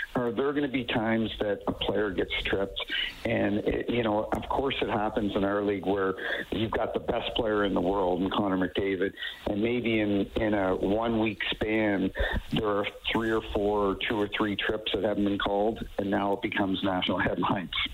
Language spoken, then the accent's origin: English; New Brunswick, Canada; now in St. Louis, United States; I grew up in New Brunswick and I live in St. Louis now.